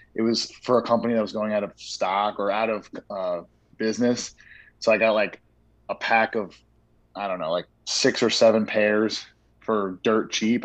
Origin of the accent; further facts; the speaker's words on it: New York, United States; I grew up in New York